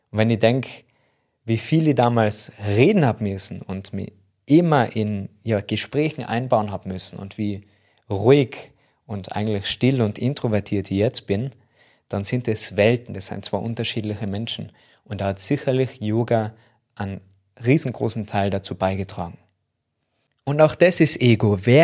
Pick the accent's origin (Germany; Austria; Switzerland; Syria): Austria; Tyrol; accent: Tyrolean; überall, wo man mich verstehen kann mit meinem Tiroler Dialekt